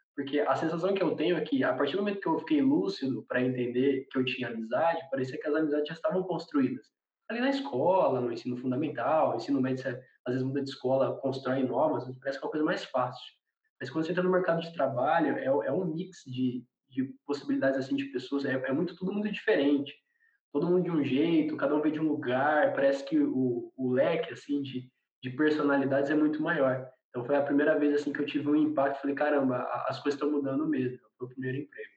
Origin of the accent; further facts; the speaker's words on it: Garça, São Paulo, Brazil; nós quatro aqui, nós somos do interior de São Paulo, da cidade de Garça